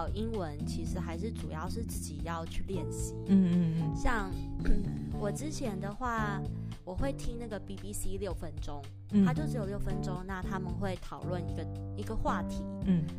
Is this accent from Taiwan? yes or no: yes; Taiwan; accent: Taiwanese-accented English; moved away; also born or lived in Australia / United Kingdom; 我是从小在台湾学的，